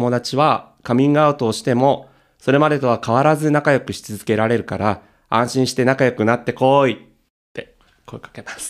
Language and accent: Japanese; Tokyo, Japan; 東京なのに出身生まれ育ち、